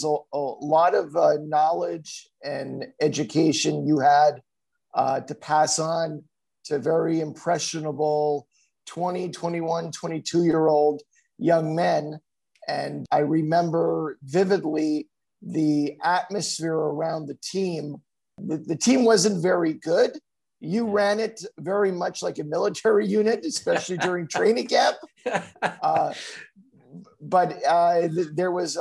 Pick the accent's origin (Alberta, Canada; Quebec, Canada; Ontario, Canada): Quebec, Canada; Laval; moved away as an adult; also born or lived in Montreal / Illinois / Los Angeles; I was born and raised in Chamonix-Laval